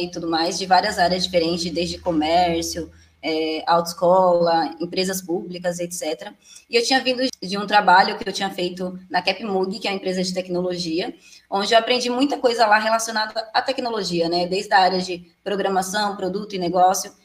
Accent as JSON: {"language": "Portuguese", "region": "Alagoas", "country": "Brazil", "moved": "yes", "lives_now": "Jandira, Brazil", "said": "sou de Alagoas, atualmente moro em Jandira, São Paulo"}